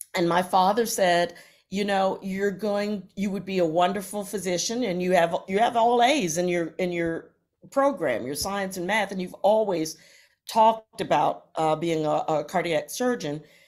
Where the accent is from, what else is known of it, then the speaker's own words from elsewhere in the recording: Virginia, United States; also born or lived in Akron, Ohio; We moved, uh, to Virginia, so I grew up mainly in Virginia